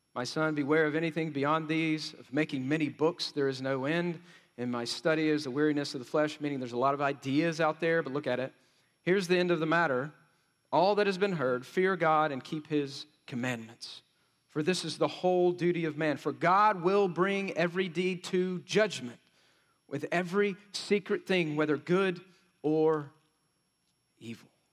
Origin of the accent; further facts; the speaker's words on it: West Texas, United States; I grew up in Cuspa, West Texas, so we said it like this